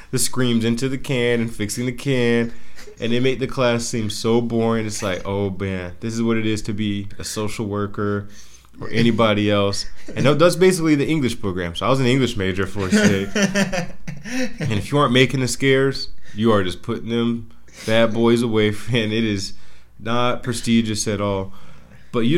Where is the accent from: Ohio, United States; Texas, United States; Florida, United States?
Florida, United States; Central; I'm from Central Florida